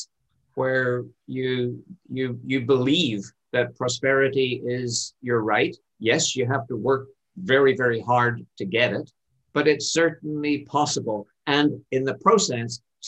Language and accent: English; Ireland; now in Canada; My home country is Ireland, and I'm an immigrant to Canada